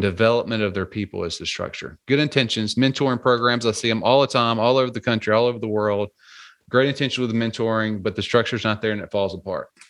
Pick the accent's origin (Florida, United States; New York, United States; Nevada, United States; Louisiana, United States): Louisiana, United States; I grew up in in Louisiana, more of a a little bit more of a rural area